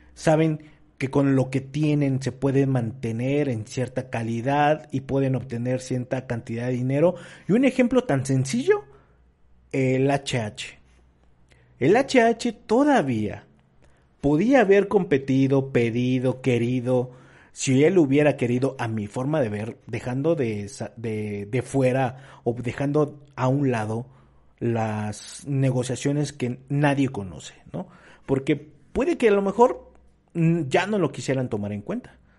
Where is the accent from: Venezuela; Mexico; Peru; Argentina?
Mexico; como mexicanos